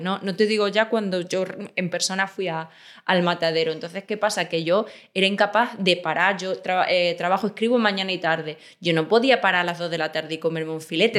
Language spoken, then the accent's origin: Spanish; Extremadura, Spain; moved away as an adult; also born or lived in Seville; now in Madrid, Spain; Nací en Sevilla, pero me crié en Extremadura y, he vivido ahí casi siempre